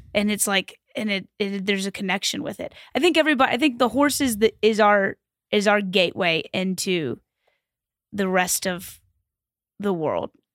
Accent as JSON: {"language": "English", "town": "Louisville", "region": "Kentucky", "country": "United States", "tie": "born or raised there", "moved": "yes", "said": "I grew up in Kentucky"}